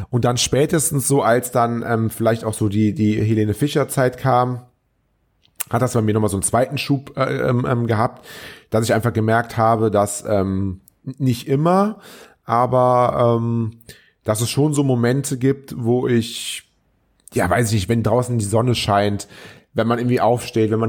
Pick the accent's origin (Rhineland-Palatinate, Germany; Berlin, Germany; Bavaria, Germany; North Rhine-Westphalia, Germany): North Rhine-Westphalia, Germany; Troisdorf; also born or lived in Cologne; ich bin ja Kölner, aber ich bin damals ähm, aufgewachsen in Troisdorf. Die hier aus der Gegend kommen, die werden das wissen.